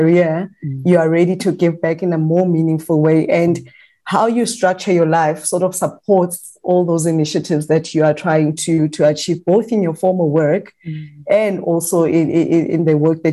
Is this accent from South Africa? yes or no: yes; the Vaal, Gauteng, South Africa; I'm from the Vaal